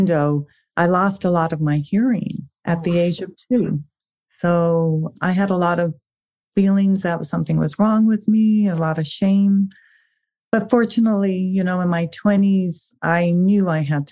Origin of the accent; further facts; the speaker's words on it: South Africa; I was actually born in South Africa